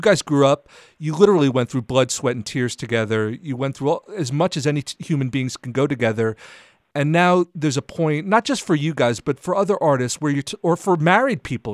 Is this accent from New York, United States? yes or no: yes; New York City, New York, United States; I'm a New Yorker